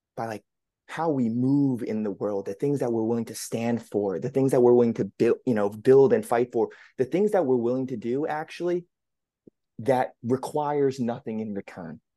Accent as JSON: {"language": "English", "region": "New England", "country": "United States", "tie": "born or raised there", "said": "born and raised in the New England area"}